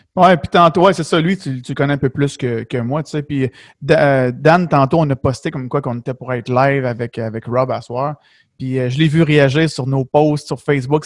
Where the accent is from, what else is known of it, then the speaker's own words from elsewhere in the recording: Beloeil, Quebec, Canada; je viens de Belleuil dans ce coin-là